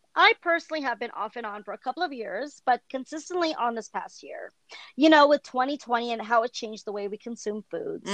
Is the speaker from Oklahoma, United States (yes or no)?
no; California, United States; I'm from California.